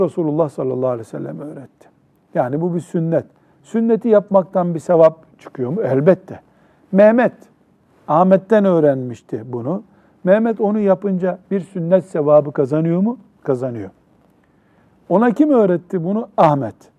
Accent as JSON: {"language": "Turkish", "country": "Turkey", "said": "Memleketimiz Türkiye"}